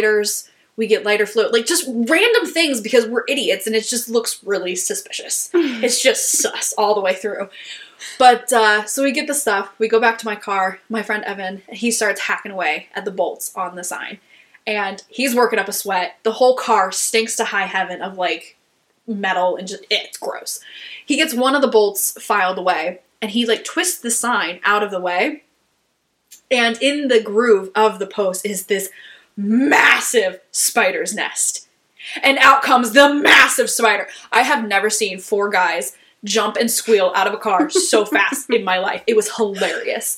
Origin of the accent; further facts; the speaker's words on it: St. Clairsville, Ohio, United States; moved away; my hometown